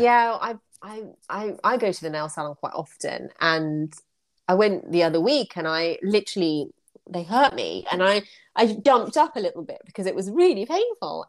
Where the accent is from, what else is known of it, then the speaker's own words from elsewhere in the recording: United Kingdom; in the UK, when we go to a nail salon, we're very polite as a British society